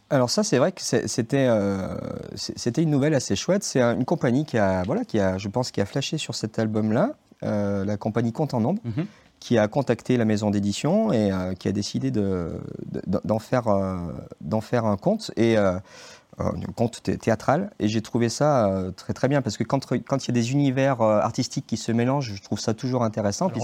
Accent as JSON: {"language": "French", "town": "Saint-Étienne", "region": "Auvergne-Rhône-Alpes", "country": "France", "tie": "born or raised there", "moved": "as an adult", "lives_now": "Saint-Maurice-en-Gourgois, France", "said": "je suis né à Saint-Étienne. J'ai fait mes études à Saint-Étienne"}